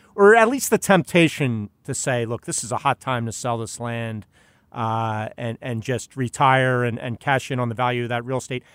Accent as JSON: {"language": "English", "town": "Philadelphia", "region": "Pennsylvania", "country": "United States", "tie": "born or raised there"}